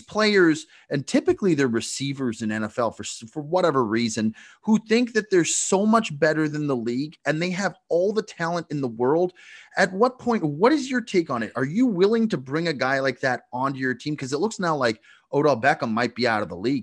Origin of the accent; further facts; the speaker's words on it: Canada; I'm from Canada, huge born and bred hockey guy